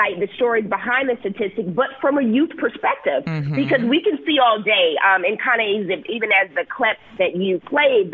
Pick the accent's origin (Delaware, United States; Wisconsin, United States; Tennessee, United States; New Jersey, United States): Wisconsin, United States; Milwaukee; moved away as an adult; also born or lived in Bay Area, California / Chicago; I was born and raised in Milwaukee